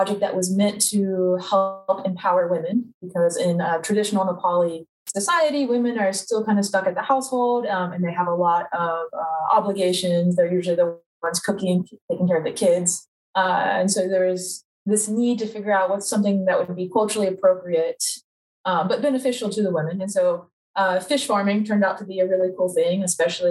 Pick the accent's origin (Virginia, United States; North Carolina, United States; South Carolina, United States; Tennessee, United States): North Carolina, United States; Charlotte; also born or lived in Wilmington, North Carolina; I'm from Charlotte, North Carolina